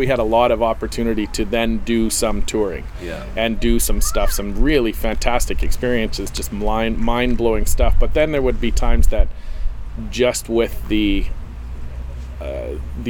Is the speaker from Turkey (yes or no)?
no; Canada; we're Canadian